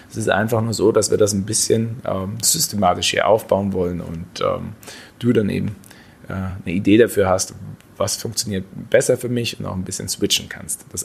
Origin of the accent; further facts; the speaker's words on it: Baden-Württemberg, Germany; Ich komme aus dem Schwarzwald, da ist das teilweise etwas leichter.